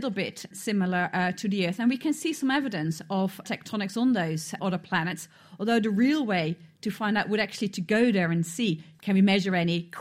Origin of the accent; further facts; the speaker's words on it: Cambridge, East of England, United Kingdom; Hi, I'm … from Cambridge.